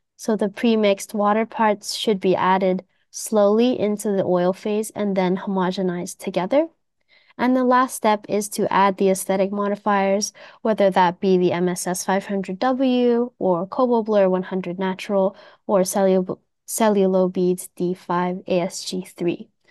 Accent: Canada; moved away as an adult; now in Japan; So I was born and raised in Canada, but I have been living in Japan for almost eight years

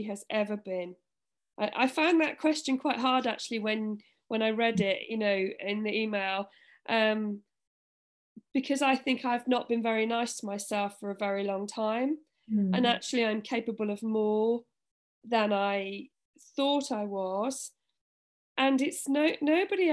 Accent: Orkney, Scotland, United Kingdom; I'm from Orkney

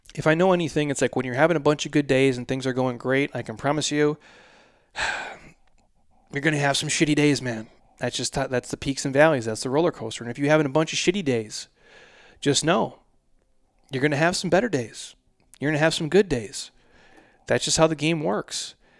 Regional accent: Minnesota, United States; I'm from Minnesota

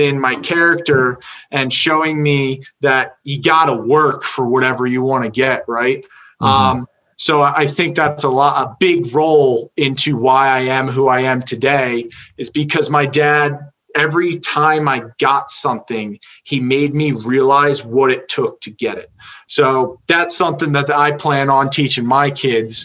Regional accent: Medford, United States; I grew up in Medford

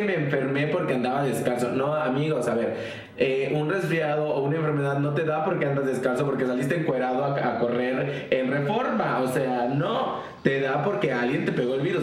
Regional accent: Tamaulipas, Mexico; nosotros somos de Tamaulipas

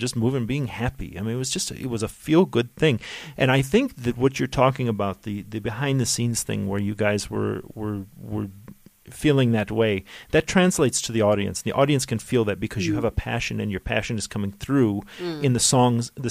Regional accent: United States; a kid growing up in the States

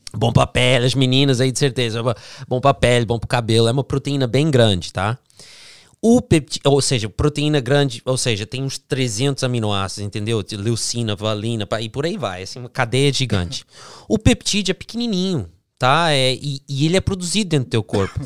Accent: Florida, United States; also born or lived in New Jersey, United States; nasci no Jersey. Aí de, depois Jersey. dos sete anos eu vim aqui pra, Flórida.

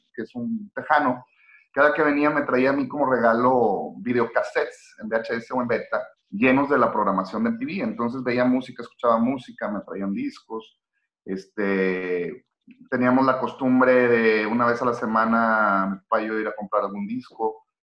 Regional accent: Monterrey, Nuevo León, Mexico; soy un tipo mexicano de la ciudad de Monterrey

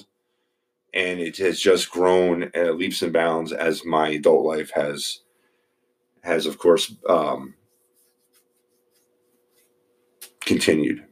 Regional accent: Philadelphia, Pennsylvania, United States; I am from Philadelphia, Pennsylvania. I was born and raised here

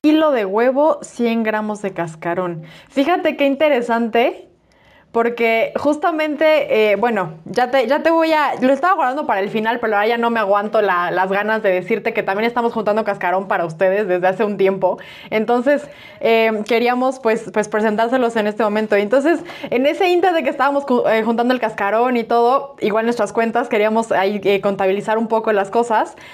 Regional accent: Toluca, State of Mexico, Mexico; yo soy, yo soy de Toluca

